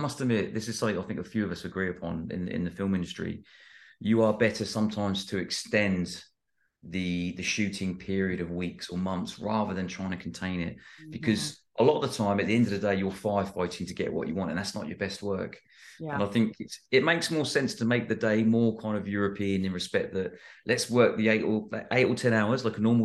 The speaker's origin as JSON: {"language": "English", "country": "United Kingdom", "said": "I'm British"}